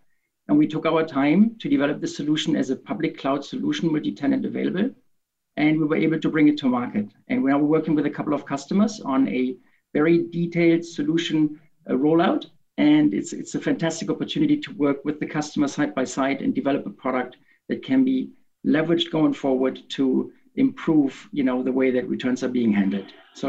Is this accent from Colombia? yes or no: no; Germany; moved away as an adult; now in Boston, United States; I'm based in Boston. I was born and raised in Germany.